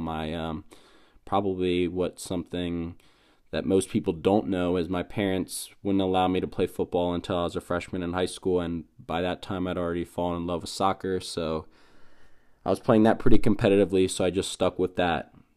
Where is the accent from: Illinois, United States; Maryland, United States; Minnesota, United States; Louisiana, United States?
Maryland, United States; Frederick; I grew up in Frederick, Maryland, went to Tuscarora High School